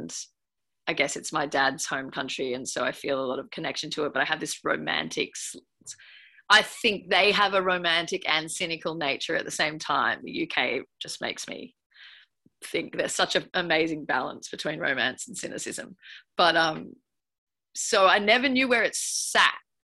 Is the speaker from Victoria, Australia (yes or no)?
no; Byron Bay, New South Wales, Australia; I grew up partly in Byron Bay